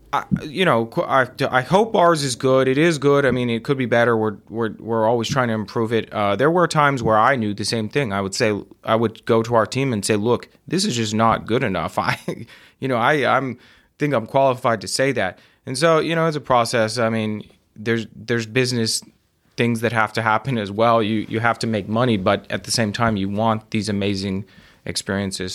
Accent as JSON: {"language": "English", "town": "Midland", "region": "Texas", "country": "United States", "tie": "born or raised there", "also_born_or_lived": "Austin", "moved": "yes", "said": "I grew up in Midland"}